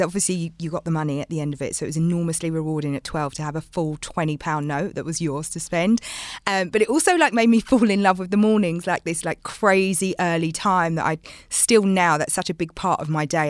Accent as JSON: {"language": "English", "region": "London", "country": "United Kingdom", "tie": "born or raised there", "said": "growing up in London"}